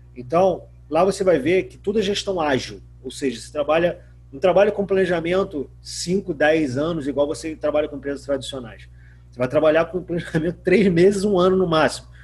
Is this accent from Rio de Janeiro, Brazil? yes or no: yes; Macaé, Rio de Janeiro, Brazil; sou macaense